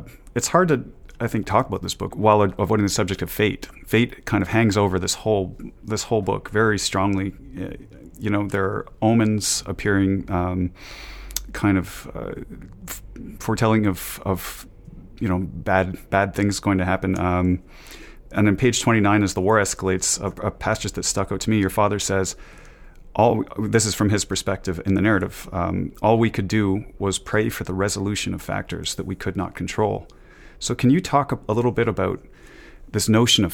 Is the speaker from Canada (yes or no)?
yes; Canada; born and raised in Canada like myself